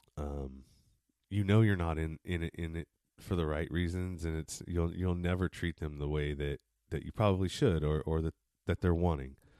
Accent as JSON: {"language": "English", "area": "East Bay, San Francisco Bay Area", "region": "California", "country": "United States", "tie": "born or raised there", "said": "I was born and raised in San Francis, not San Francisco, but the Bay Area, San Francisco Bay Area, in the east part of the Bay"}